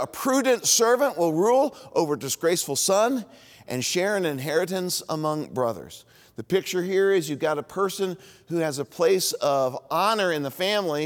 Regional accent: Indianapolis, Indiana, United States; also born or lived in Bloomington, Indiana; where I grew up in Indianapolis

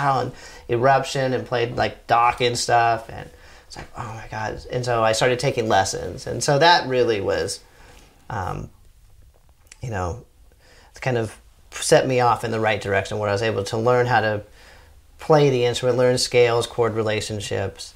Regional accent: Orange County, Southern California, United States; where I grew up in Southern California, it's like in Orange County

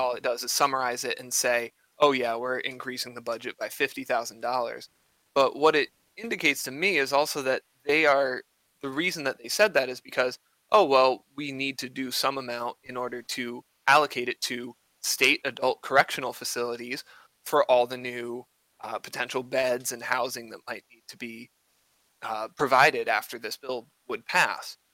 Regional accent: Connecticut, United States; moved away; I grew up in Connecticut

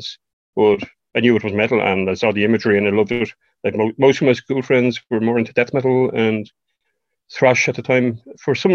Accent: Leixlip, Leinster, Ireland; I'm from Leixlip in County Kildare. I'm still living in Leixlip.

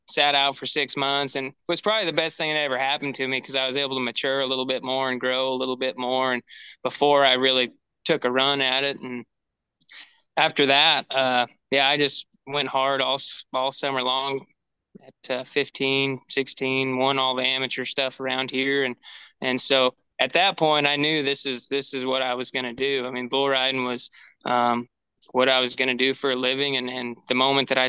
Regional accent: the Northwest, Pacific Northwest, United States; we came from the Northwest

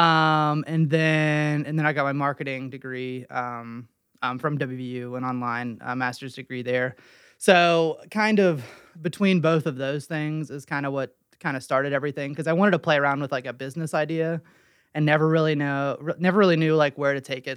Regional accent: Weston, West Virginia, United States; I'm from Weston

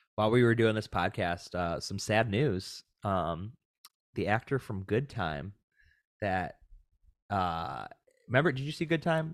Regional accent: Williamsville, New York, United States; born or raised there; also born or lived in Buffalo, New York; now in Southern California, United States

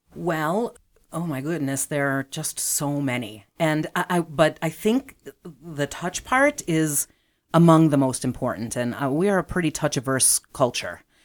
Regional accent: Chicago, Illinois, United States; I am from the southeast side of Chicago, so I grew up near and, um, have lived in Chicago for most of my life.

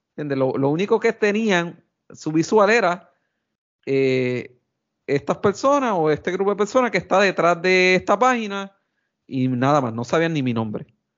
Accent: Quebradillas, Puerto Rico; soy original de Quebradilla

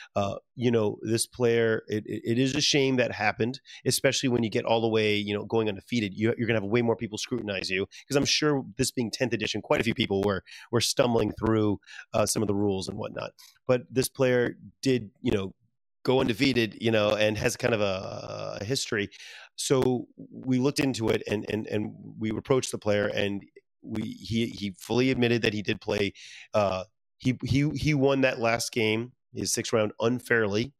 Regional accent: Louisiana, United States; moved away; I'm very proud from Louisiana, my home state

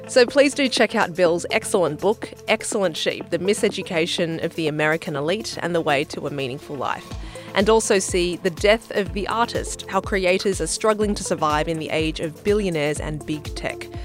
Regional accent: Australia; as an Australian

